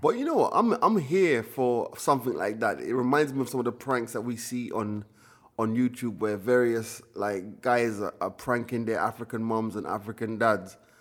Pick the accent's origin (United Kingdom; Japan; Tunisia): United Kingdom; also born or lived in Jamaica; we were British kids, we were in the Caribbean